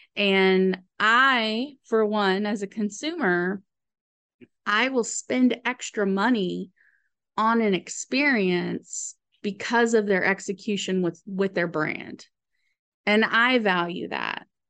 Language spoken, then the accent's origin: English; Austin, Texas, United States; we grew up in Austin in a farmhouse